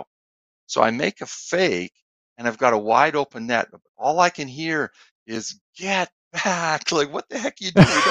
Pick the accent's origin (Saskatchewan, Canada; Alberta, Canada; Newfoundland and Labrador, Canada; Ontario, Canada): Alberta, Canada; Edmonton; the people I grew up with in Edmonton my whole life